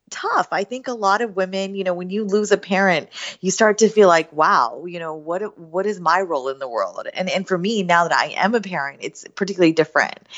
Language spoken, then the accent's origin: English; Southern West Virginia, United States; now in Northern Virginia, United States; I grew up in Southern West Virginia